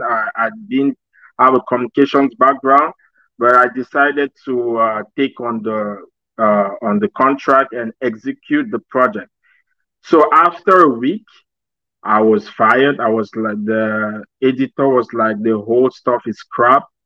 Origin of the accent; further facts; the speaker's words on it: Cameroon; moved away as an adult; my home country. I'm actually from Cameroon.